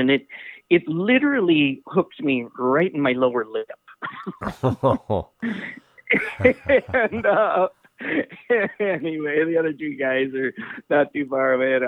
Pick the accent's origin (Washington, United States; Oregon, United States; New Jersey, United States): Washington, United States; I grew up in Washington, and so I'm pretty much a diehard Seahawk